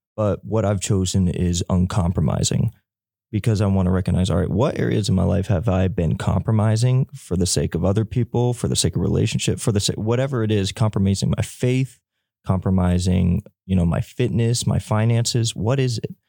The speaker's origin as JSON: {"language": "English", "town": "Elizabeth City", "region": "North Carolina", "country": "United States", "said": "I'm from Elizabeth City, North Carolina"}